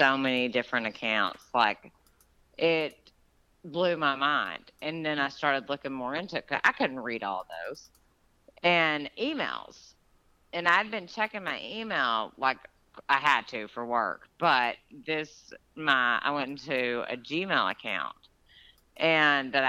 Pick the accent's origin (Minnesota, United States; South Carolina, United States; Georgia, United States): Georgia, United States; my hometown where I grew up in Georgia